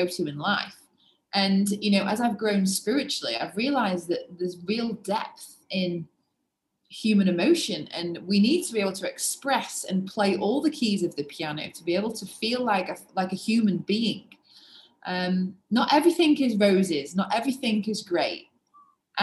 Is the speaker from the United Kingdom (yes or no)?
yes; England, United Kingdom; being English. I was brought up in a wonderful home